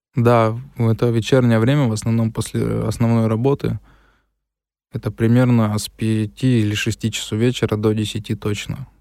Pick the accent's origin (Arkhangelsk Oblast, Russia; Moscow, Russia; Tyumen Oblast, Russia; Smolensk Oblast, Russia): Tyumen Oblast, Russia; Tyumen; Родился в городе Тюмени. Всю жизнь здесь прожил, в городе Тюмени